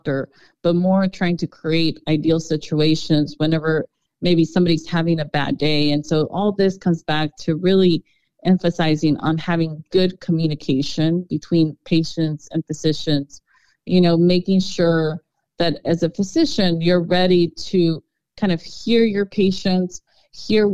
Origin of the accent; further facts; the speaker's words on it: Garland, Texas, United States; I grew up in Garland